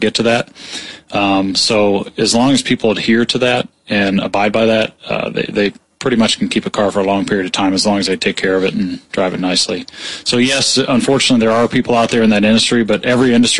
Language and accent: English; Peoria, Illinois, United States; also born or lived in Florida / Atlanta / Michigan / Colorado; I grew up in Peoria. Graduate of Peoria High